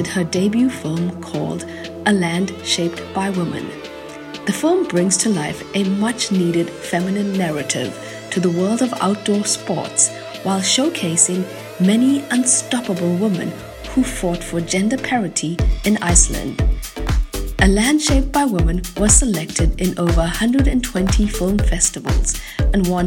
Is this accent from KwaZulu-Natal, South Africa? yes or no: yes; Durban, KwaZulu-Natal, South Africa; now in Bonn, Germany; I was born in South Africa, raised on the East Coast in a small, sleepy city called Durban, but now I live in Bonn, the former capital of Germany